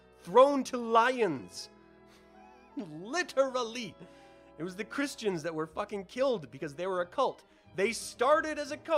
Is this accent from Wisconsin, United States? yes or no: no; Salem, Utah, United States; I grew up in Salem, Utah, which is a tiny, tiny little intimate town